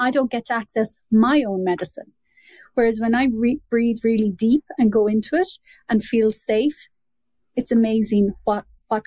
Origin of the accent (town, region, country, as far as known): Ireland; born or raised there